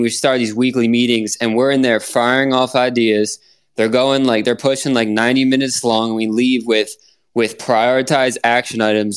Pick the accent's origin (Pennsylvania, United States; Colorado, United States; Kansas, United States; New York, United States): Pennsylvania, United States; now in Florida, United States; I'm from Pennsylvania